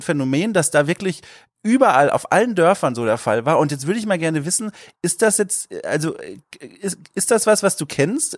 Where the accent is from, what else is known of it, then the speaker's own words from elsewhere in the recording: Southern Germany, Germany; Ich komme ja aus Süddeutschland und da eher aus der Dorfgegend, so Kleinstadtgegend.